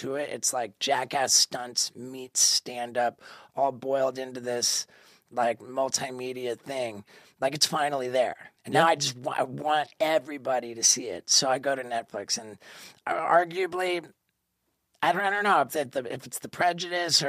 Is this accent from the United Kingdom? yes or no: yes; London, United Kingdom; moved away; I was born in London, England.